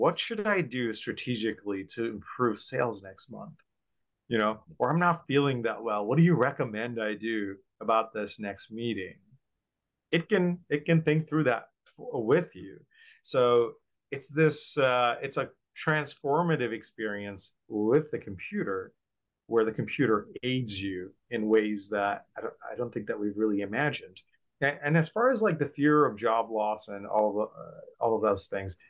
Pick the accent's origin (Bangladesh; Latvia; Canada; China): Bangladesh; moved away; When I was growing up in Bangladesh